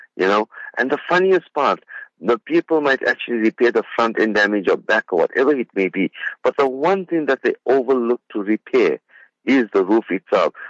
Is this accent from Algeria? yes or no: no; South Africa; I'm out of uh, my hometown in Spingo Beach